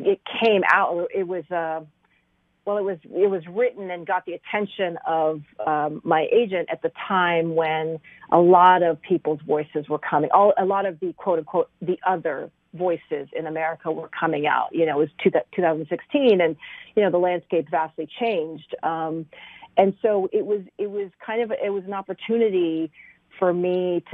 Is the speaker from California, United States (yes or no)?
no; Kentucky, United States; also born or lived in Iraq; I was born in Iraq and I grew up in Kentucky